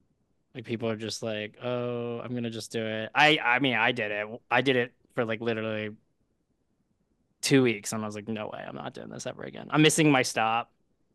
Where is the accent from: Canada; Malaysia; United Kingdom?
Malaysia; now in United States; I'm Malaysian, so you didn't ask, but like I love Malaysian food